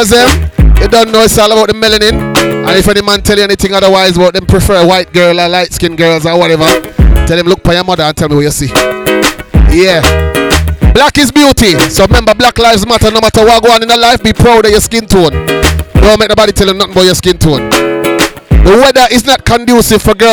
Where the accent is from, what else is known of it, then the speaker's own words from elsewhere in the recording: London, United Kingdom; I'm from London